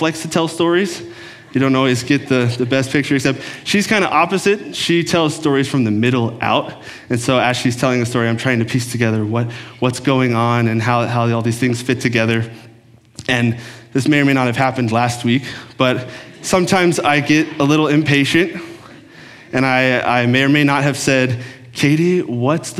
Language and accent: English; Texas, United States; moved away as an adult; also born or lived in Oklahoma; now in Minnesota, United States; I grew up in Texas. I'm a Texan by heart